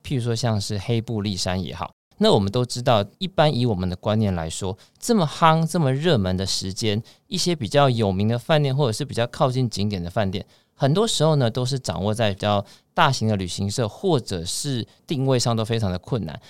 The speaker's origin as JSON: {"language": "Chinese", "country": "Taiwan", "said": "我们台湾人"}